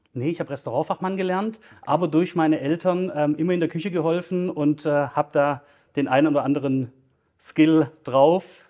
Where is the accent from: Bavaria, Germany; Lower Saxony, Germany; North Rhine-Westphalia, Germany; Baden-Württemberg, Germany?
Baden-Württemberg, Germany; Stuttgart; ich bin gebürtiger Stuttgarter, ähm, wohne auch in Stuttgart